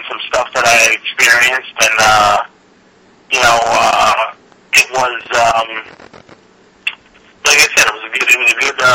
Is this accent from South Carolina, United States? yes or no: no; New York City, New York, United States; growing up in Queens